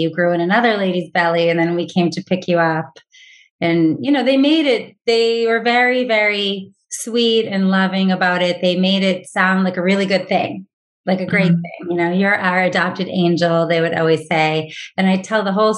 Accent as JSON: {"language": "English", "town": "Watertown", "region": "Massachusetts", "country": "United States", "tie": "born or raised there", "also_born_or_lived": "Manhattan, New York", "said": "I was raised in Watertown, Massachusetts"}